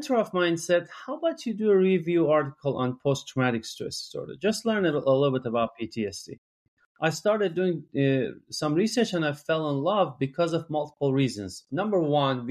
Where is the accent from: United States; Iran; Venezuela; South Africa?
Iran; English is a second language; moved away as an adult; I'm from Iran, and where I went to medical school